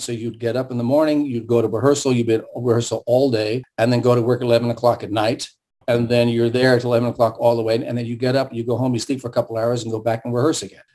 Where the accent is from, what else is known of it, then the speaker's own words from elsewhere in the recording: San Francisco, California, United States; first language German and Russian; English is a second language; I grew up in San Francisco, so we lived on a hill